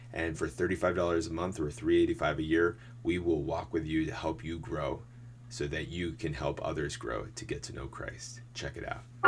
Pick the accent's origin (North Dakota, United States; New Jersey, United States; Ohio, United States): New Jersey, United States; Mountain Lakes; I grew up in my small church in St. Catherine of Siena in Mountain Lakes